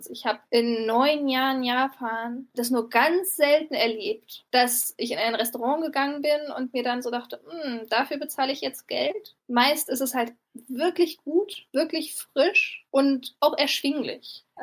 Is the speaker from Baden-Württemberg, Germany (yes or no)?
no; Berlin, Germany; Also ich komme auch aus Berlin, deswegen ist der Unterschied ähm, in der Sauberkeit ähm, der Stadt schon ähm, dramatisch.